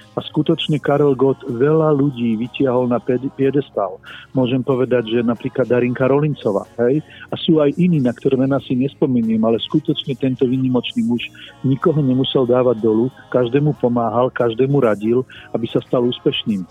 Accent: Slovakia; ako jediný Slovák

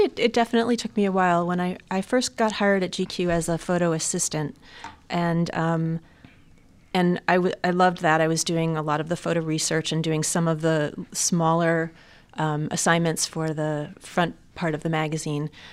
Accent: suburbs of New York, United States; I was actually born in New York City, um, but grew up in the suburbs of New York

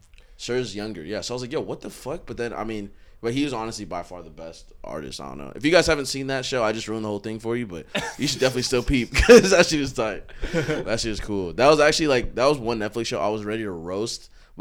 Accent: Inglewood, California, United States; And then I'm from Inglewood

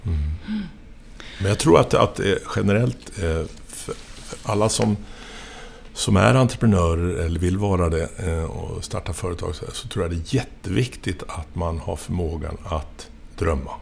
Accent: Linköping, Östergötland, Sweden; moved away as an adult; also born or lived in Lund; Jag är ifrån eh, Linköping

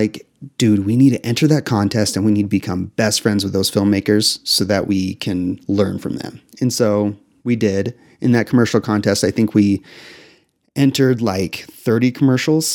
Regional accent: Utah, United States; I grew up in Utah

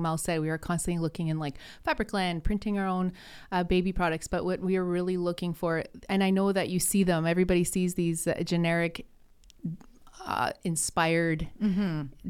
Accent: Sudbury, Ontario, Canada; now in Gatineau, Canada; So I guess I'm originally from Sudbury, Ontario. I'm a member of Nipissing First Nation. And when I moved here with my husband to start my family, I moved to Quebec, Gatineau, Quebec, and I didn't speak French very well.

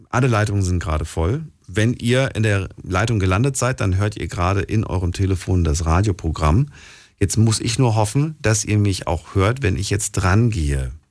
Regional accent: Münstertal, Baden-Württemberg, Germany; Von Münstertal.

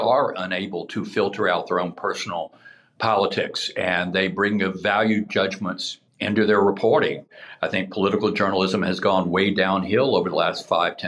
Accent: the South, United States; I grew up in the South.

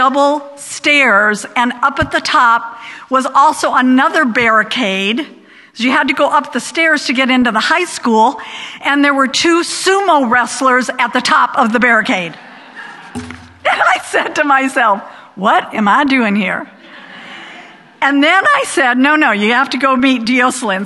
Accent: Rock Island, Illinois, United States; first language English; moved away; also born or lived in Massachusetts; I was from Rock Island, Illinois.

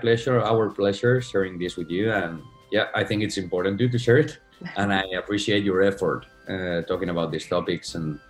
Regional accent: Spain; now in New York, United States; half Spanish, half American. My mother's Puerto Rican. And, you know, I grew up in Spain, but I go every summer to Puerto Rico, and now I live in New York.

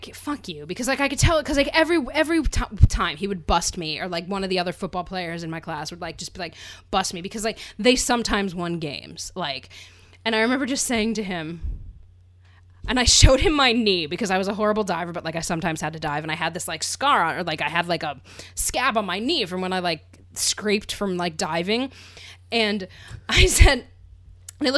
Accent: Pennsylvania, United States; growing up in Pennsylvania.

